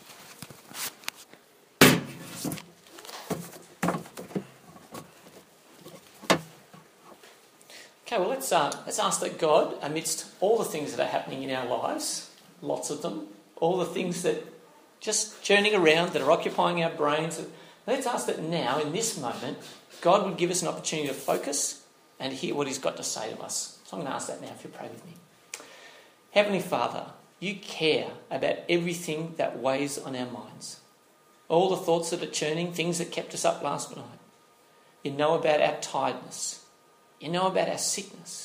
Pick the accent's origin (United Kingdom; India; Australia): Australia; Northern Territory; moved away; I grew up in the Northern Territory, okay? So I have some background, a couple of years there